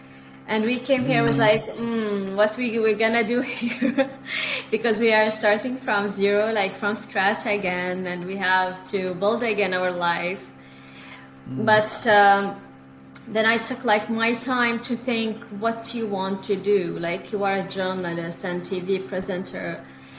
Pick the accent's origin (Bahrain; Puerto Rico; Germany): Bahrain; moved away as an adult; also born or lived in United Kingdom / Egypt / Beirut, Lebanon; now in Canada; I'm a journalist. I'm from Bahrain actually.